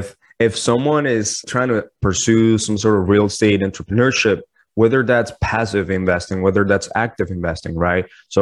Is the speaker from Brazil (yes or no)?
no; Toronto, Ontario, Canada; now in United States; So in the United States, I came in from Toronto as a Canadian citizen.